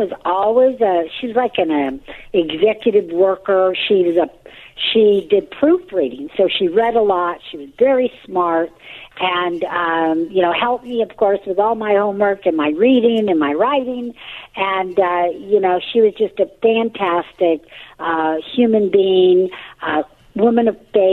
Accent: Southern California, United States; also born or lived in Upland, California; I'm from Southern California. I live in a little city called Upland

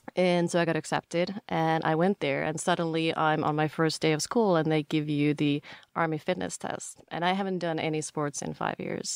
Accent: Finland; moved away as an adult; also born or lived in Paris / London; now in United States; I grew up in Finland and lived there until end of university

